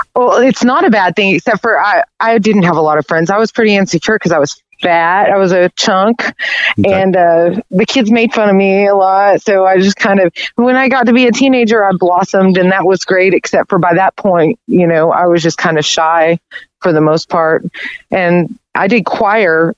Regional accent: Conway, Arkansas, United States; also born or lived in Little Rock, Arkansas; I grew up in Conway

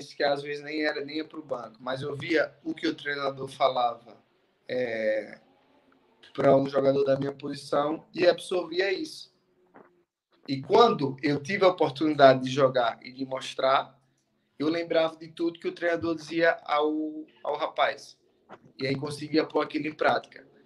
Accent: Lagarto, Sergipe, Brazil; moved away as an adult; Sou do lagarto. Sou do Sergipe. Lagarto, Sergipe Lagarto

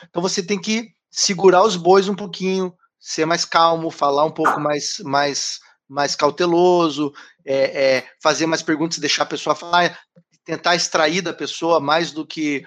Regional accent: Curitiba, Paraná, Brazil; moved away; Eu sou de Curitiba

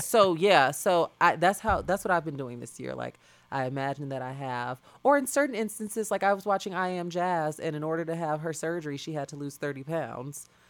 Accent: Chicago, Illinois, United States; that's the kind of environment that I grew up in South Suburban, uh, Chicago.

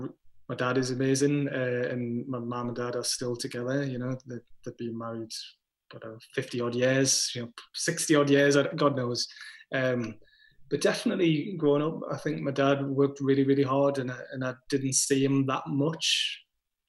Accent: Crawcrook, North East England, United Kingdom; I grew up in a place called Crowcrook, which is way in the west of Gateshead

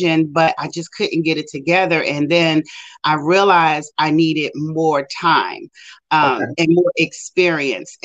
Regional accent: Maryland, United States; also born or lived in Richmond, Virginia; I moved back to Maryland, which is my hometown

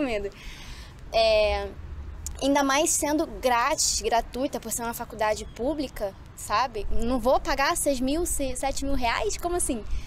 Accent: Rio de Janeiro, Brazil; moved away; eu sou carioca, né? Sou do Rio de Janeiro

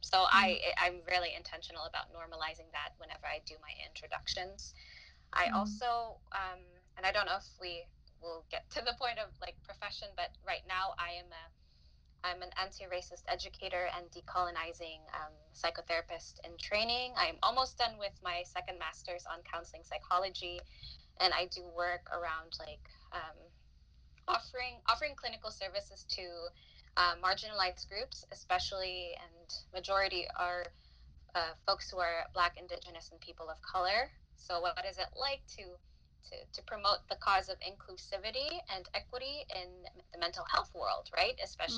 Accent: Philippines; now in United States; I am a first generation Filipina. And when I say first generation, I mean like I was born and raised in the Philippines. And I am also a migrant or a non-US citizen.

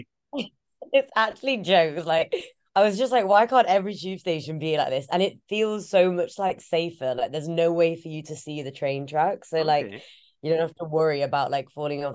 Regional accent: Leeds, Yorkshire and the Humber, United Kingdom; now in London, United Kingdom; we grew up in Leeds

